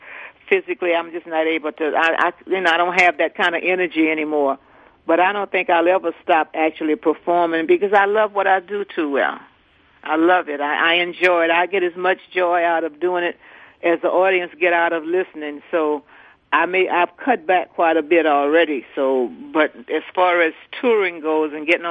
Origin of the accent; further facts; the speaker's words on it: New Orleans, Louisiana, United States; I'm from New Orleans. We don't get starstruck over nobody here.